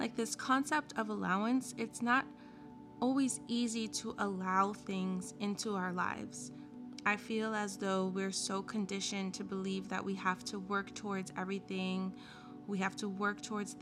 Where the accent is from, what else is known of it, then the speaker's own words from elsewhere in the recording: United States; growing up in America